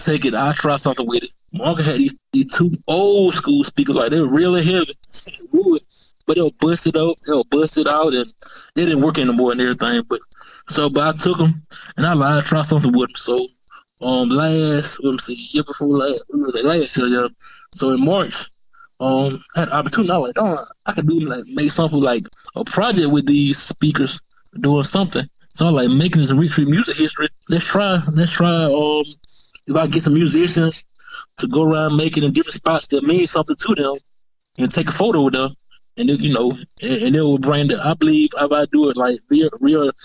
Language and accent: English; Macon, Georgia, United States; growing up in Macon, you know, like I didn't know, like, you know, coming from Pleasant Hill